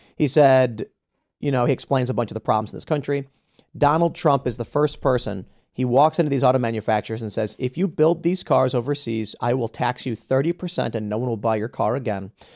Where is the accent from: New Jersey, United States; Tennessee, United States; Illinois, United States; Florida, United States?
Illinois, United States; Chicago; I grew up in Chicago as a Chicago urban liberal